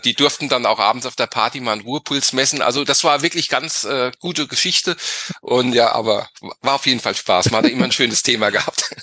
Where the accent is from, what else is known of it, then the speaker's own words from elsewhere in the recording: Griesheim, Hesse, Germany; ich äh, komme aus, aus Südhessen, aus dem Griesheim bei Darmstadt